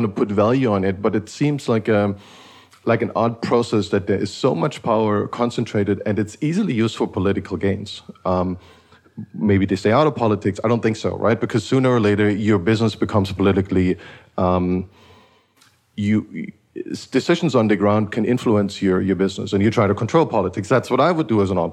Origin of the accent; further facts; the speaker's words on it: Eastern Germany, East Germany, Germany; I grew up in Eastern Germany